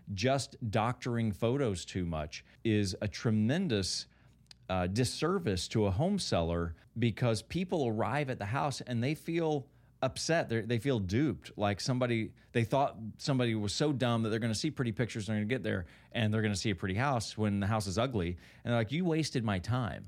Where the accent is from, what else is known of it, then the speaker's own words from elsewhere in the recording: Kentucky, United States; I grew up in Kentucky